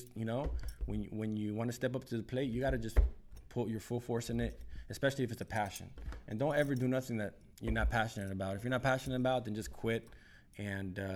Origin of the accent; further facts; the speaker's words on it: Downey, California, United States; I grew up in Downey. I went to elementary school, middle school, high school